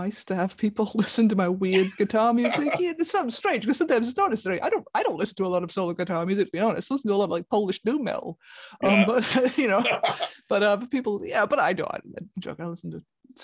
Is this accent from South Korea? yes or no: no; Taff's Well, Wales, United Kingdom; now in Brighton, United Kingdom; I grew up in Tapswell, which is a village at the foot of the Garth Mountain